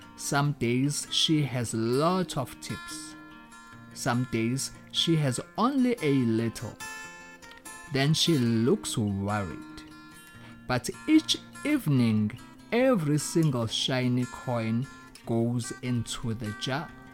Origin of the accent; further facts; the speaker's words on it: Durban, KwaZulu-Natal, South Africa; moved away; I come from South Africa. I grew up in a poor family in Umlazi Township.